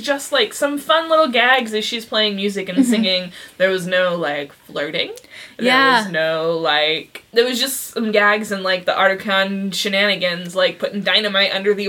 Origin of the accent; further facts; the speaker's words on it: California, United States; we're Californian.